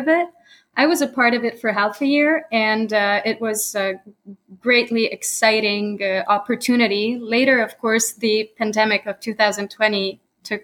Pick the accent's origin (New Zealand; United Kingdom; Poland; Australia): Poland; first language Polish and English; moved away as an adult; now in United States; I was born in the US. However, later I was schooled in Europe. I'm a Polish American, and both languages are my native language